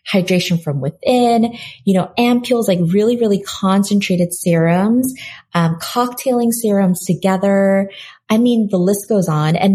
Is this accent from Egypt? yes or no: no; South Korea; when you are growing up in Korea where, you know, my parents are you know, born and raised in Korea. I was born in Korea, came here when I was a baby and moved back when I was 12.